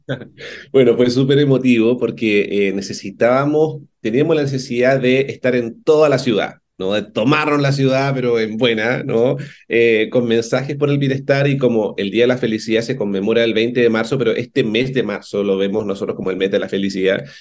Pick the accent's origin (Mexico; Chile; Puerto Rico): Chile; Concepción, Biobío; moved away as an adult; now in Santiago, Chile; yo soy de Conce, yo viví mis primeros 30 años en Conce, así que me vine a Santiago el 2010